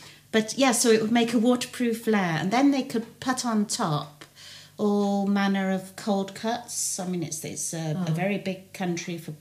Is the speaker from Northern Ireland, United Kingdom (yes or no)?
no; Herefordshire, West Midlands, United Kingdom; moved away; I'm originally from Herefordshire